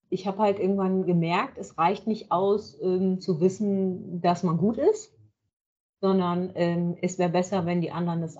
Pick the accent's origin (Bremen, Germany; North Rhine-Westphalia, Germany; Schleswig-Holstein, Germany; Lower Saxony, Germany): Lower Saxony, Germany; Leer; Ich bin ein Nordlicht, genau. Es ist, ähm, ich komme aus Leer, das ist in, in, aus Friesland, hier direkt an der Nordseeküste.